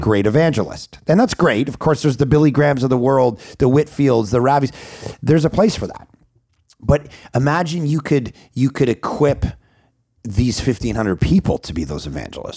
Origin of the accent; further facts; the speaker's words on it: Vancouver, British Columbia, Canada; I'm from Vancouver, Canada